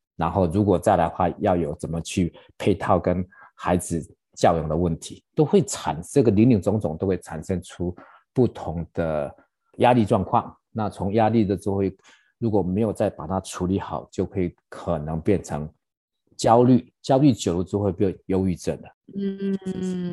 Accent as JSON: {"language": "Chinese", "country": "Taiwan", "moved": "yes", "lives_now": "United States", "said": "我们台湾人"}